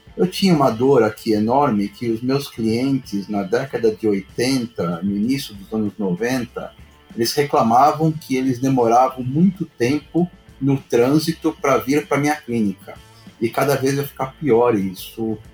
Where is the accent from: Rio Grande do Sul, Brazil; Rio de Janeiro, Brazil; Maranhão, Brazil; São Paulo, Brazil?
São Paulo, Brazil; lá perto de onde, onde eu nasci, lá no Bom Retiro